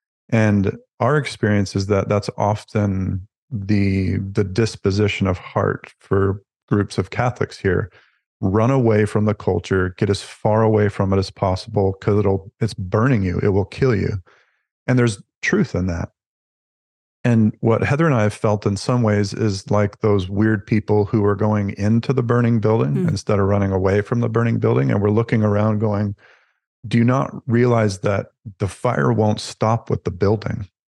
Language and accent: English; the South, United States; now in Canada; I grew up in the Southern United States, which is fairly conservative. And that was the norm for me and love that it resonates is true for me. And so coming to Canada was a bit of a culture shock